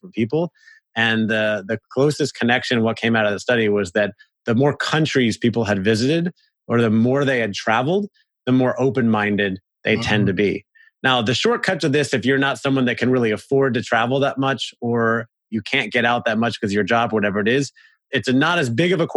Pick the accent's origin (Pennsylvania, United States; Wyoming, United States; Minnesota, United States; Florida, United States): Florida, United States; Orlando; moved away as an adult; also born or lived in Los Angeles, United States / San Francisco, United States; we moved back to my hometown of Orlando about 4 years ago